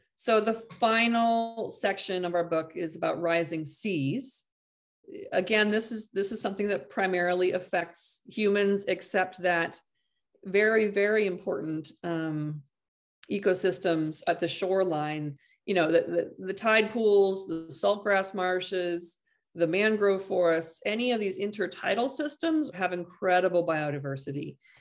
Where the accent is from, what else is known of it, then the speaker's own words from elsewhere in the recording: Half Moon Bay, California, United States; my hometown here, s, uh, half, this Half Moon Bay